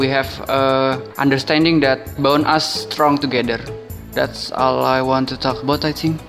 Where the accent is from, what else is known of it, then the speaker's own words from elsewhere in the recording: Indonesia; English is a second language; I'm from Indonesia and I'm gonna talking about long distance relationship.